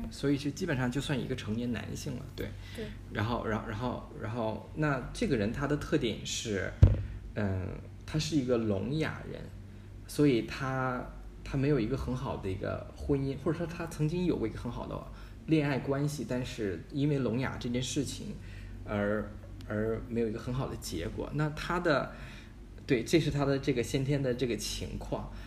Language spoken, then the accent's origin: Chinese; Harbin, Heilongjiang, China; 我出生在黑龙江哈尔滨，就是一个最北的一个省会